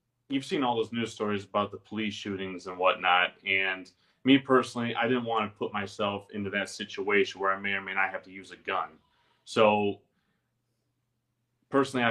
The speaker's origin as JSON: {"language": "English", "town": "Livonia", "region": "Michigan", "country": "United States", "tie": "born or raised there", "said": "I was born in Michigan, the Metro Detroit area. So not Detroit exactly, about 20 miles west of it."}